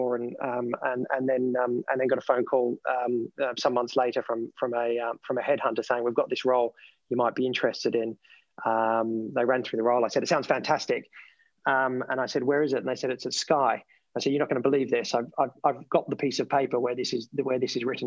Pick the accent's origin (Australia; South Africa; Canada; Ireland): Australia; Melbourne, Victoria; accent: Australian; now in United Kingdom; the tip of the peninsula just outside of Melbourne, which is where I came from and where my family still is.